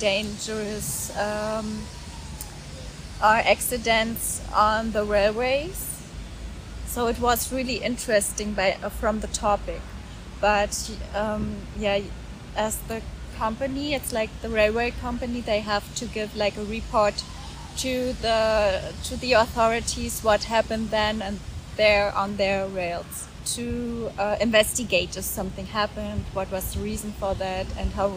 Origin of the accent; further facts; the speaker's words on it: Oranienburg, Brandenburg, Germany; moved away as an adult; also born or lived in Hanover; I was born in 1984 in Oranienburg. That's near Berlin. I grew up there